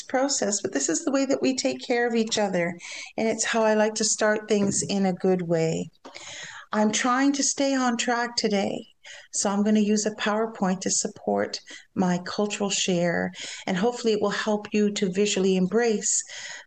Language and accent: English; Shawanaga First Nation, Ontario, Canada; I come from Shawanaga First Nations, as you heard, and I am Anishinaabe